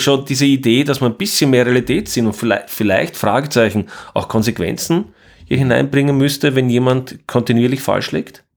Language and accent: German; Austria; ich bin Österreicher